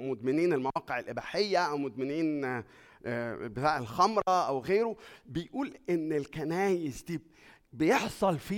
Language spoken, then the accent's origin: Arabic; Egypt; moved away; اول ما جينا من مصر بعد ما جينا يعني بشويه صغيرين كده مراتي راحت تذاكر